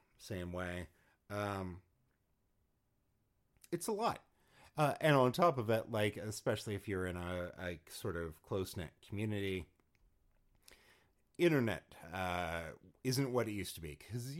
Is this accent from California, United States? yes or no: yes; Los Angeles, California, United States; moved away; I'm from Los Angeles